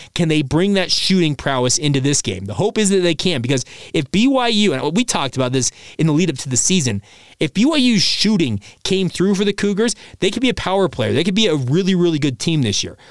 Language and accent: English; United States; I'm an American